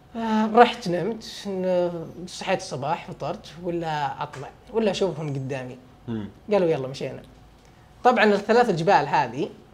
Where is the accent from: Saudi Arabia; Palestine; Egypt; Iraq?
Saudi Arabia; انا من السعوديه